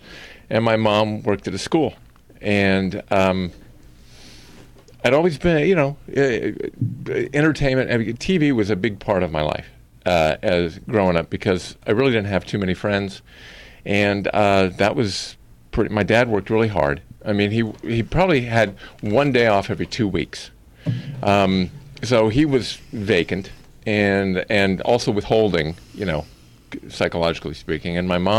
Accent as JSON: {"language": "English", "town": "Akron", "region": "Ohio", "country": "United States", "tie": "born or raised there", "also_born_or_lived": "Cleveland, Ohio", "said": "I grew up in Ohio. Okay, Born in Cleveland, but I was raised pretty much in Akron."}